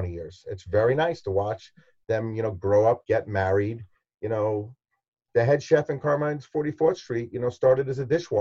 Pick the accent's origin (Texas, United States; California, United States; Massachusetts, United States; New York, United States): New York, United States; New York City; I'm a New Yorker